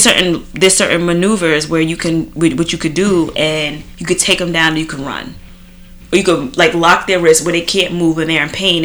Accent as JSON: {"language": "English", "country": "Trinidad & Tobago", "tie": "born or raised there", "moved": "yes", "lives_now": "United States", "said": "growing up in Trinidad. Like we seen a lot of things, and you know, coming to America"}